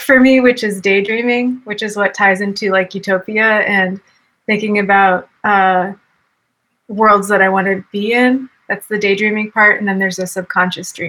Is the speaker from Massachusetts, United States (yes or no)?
yes; Boston, Massachusetts, United States; now in Austin, United States; I grew up in Boston